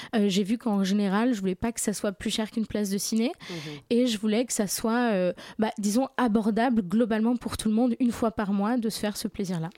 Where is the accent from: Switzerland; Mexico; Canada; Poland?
Poland; Warsaw, Masovian Voivodeship; now in Paris, France; j'ai grandi à Varsovie